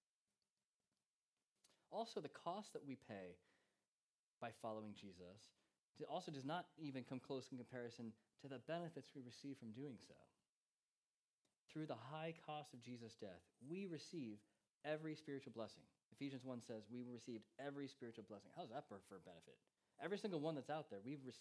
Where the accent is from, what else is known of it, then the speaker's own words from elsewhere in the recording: United States; now in England; as an American